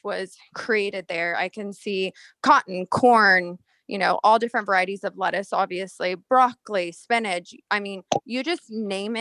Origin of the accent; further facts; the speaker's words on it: California, United States; moved away as an adult; now in Texas, United States; I was raised on an almond farm from a farming ranching family in California